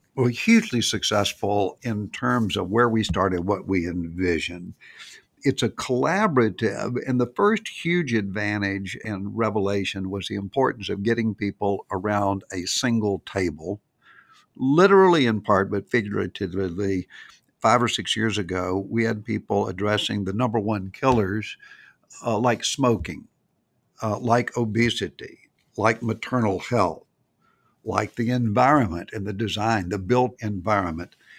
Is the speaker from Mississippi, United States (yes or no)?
no; Nashville, Tennessee, United States; it was Nashville, 'cause that's my hometown